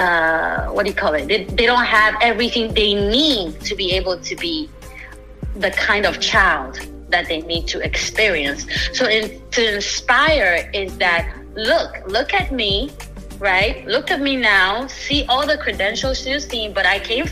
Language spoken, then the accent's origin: English; Ghana; now in United States; I didn't grow up in the US. I was born in Ghana, West Africa.